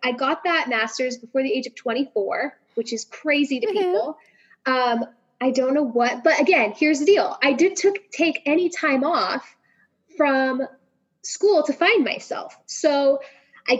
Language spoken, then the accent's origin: English; Sierra Nevada, Northern California, United States; also born or lived in Bay Area, California / San Diego, California; I'm born and raised in the Sierra Nevada. So I'm from Northern California